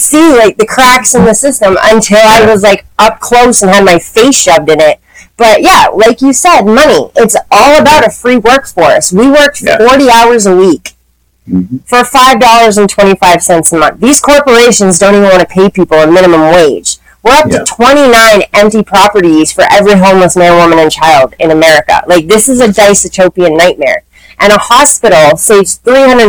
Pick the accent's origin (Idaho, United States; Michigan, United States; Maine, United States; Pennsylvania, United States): Maine, United States; I grew up in Maine